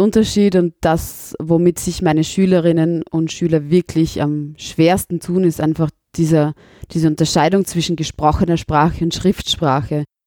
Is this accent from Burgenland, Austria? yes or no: yes; Southern Burgenland, Austria; accent: South Burgenland dialect; now in Vienna, Austria